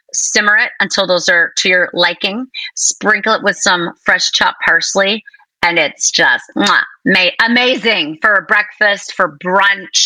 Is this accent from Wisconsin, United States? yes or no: yes; Wisconsin, United States; I grew up in Wisconsin